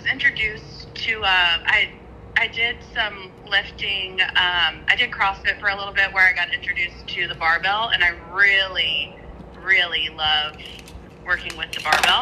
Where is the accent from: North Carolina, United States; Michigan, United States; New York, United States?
North Carolina, United States; now in Nashville, United States; I live in Tennessee. I live in Nashville. But yes, I'm from North Carolina